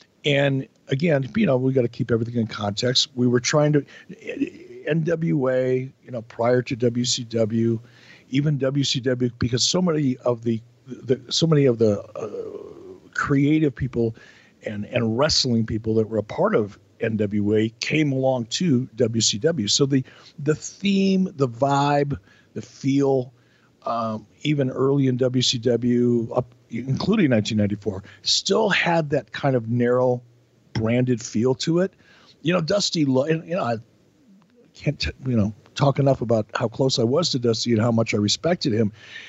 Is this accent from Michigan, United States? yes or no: yes; Detroit, Michigan, United States; also born or lived in Pittsburgh / Minneapolis; I grew up in Detroit and Pittsburgh and Minneapolis.